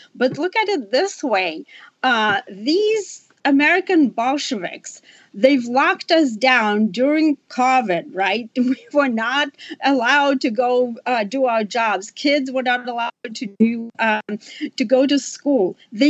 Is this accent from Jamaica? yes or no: no; Russia; now in United States; I'm an immigrant from Soviet Russia. As you know, I lived under the totalitarian regime